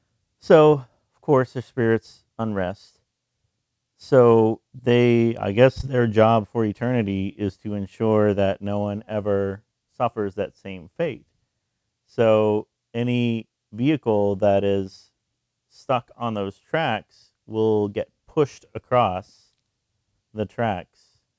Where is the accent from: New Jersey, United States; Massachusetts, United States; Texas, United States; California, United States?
Texas, United States; I'm from Texas, listeners at home, if you didn't know that. I'm from Texas.